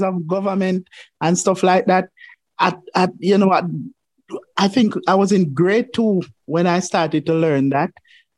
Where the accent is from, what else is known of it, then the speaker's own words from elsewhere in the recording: Savanna-la-Mar, Westmoreland, Jamaica; I was born in the Savannah Lamar Hospital down there in Westmoreland